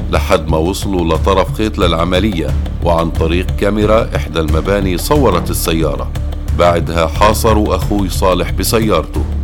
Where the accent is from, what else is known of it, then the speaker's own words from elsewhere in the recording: Kobar, West Bank, Palestine; وتبدل الحزن لفرح بقريتنا كوبر وبكل بيت فلسطيني